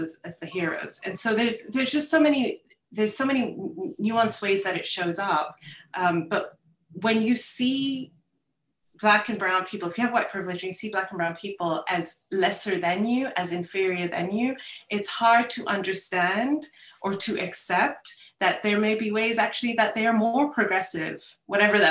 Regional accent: United Kingdom; I'm British, went through the British curriculum, my kids do too.

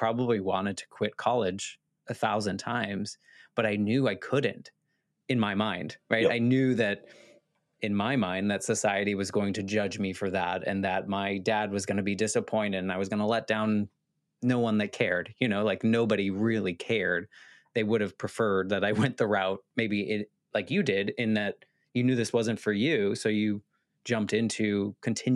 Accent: United States; as an American

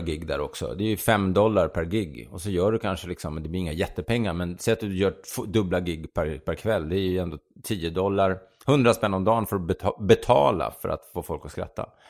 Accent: Sweden; den här svenska, the Swede

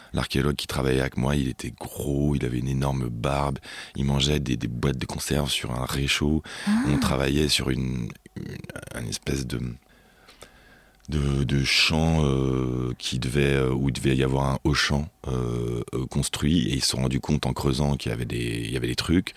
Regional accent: Neuilly-Plaisance, Île-de-France, France; also born or lived in Pantin / Aubervilliers; J'ai grandi dans le 93

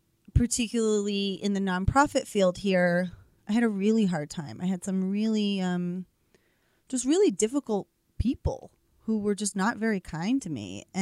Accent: Boston, Massachusetts, United States; now in Colorado, United States; I'm from Boston, Massachusetts.

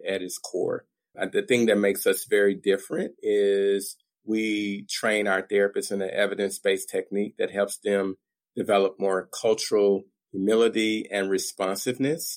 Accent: Little Rock, Arkansas, United States; I grew up in Little Rock, Arkansas, which is the capital city of Arkansas.

